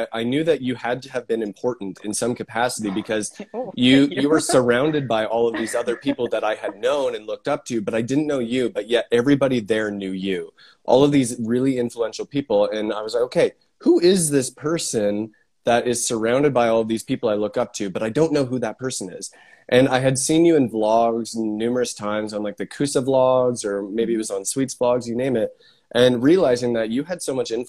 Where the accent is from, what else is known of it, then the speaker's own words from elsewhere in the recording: Canada; I'm Canadian